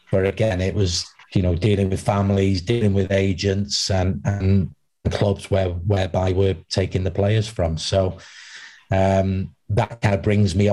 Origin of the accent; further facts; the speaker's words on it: Wales, United Kingdom; obviously, being Welsh was a big thing as well for me